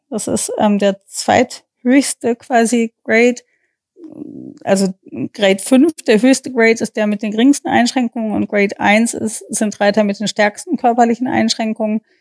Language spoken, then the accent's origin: German; Germany; dass wir als Deutsche das vorstellen durften, obwohl ja eigentlich Reining seine Heimat in den USA hat.